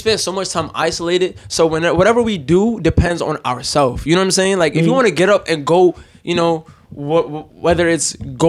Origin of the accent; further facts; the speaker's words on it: New York City, New York, United States; born and raised on Staten Island.